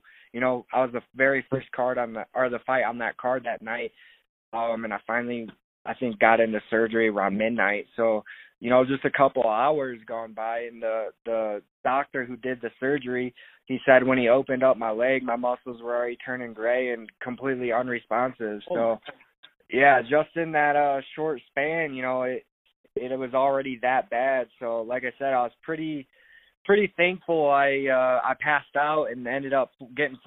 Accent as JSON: {"language": "English", "town": "Sterling", "region": "Illinois", "country": "United States", "moved": "yes", "said": "I'm from Illinois, a small town called Sterling"}